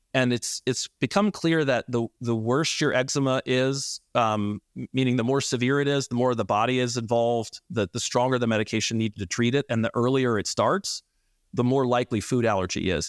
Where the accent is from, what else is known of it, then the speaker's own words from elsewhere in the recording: Atlanta, Georgia, United States; moved away as an adult; also born or lived in North Carolina; I grew up in Atlanta and am from here